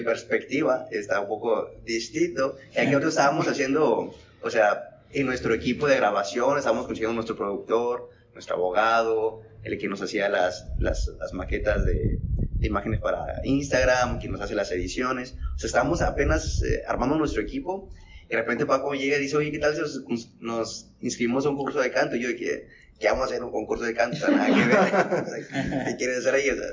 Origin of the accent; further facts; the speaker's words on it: Piedras Negras, Coahuila, Mexico; soy de Piedras Negras, Coahuila